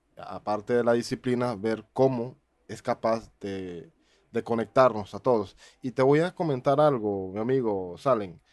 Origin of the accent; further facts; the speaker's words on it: Panama; en mi país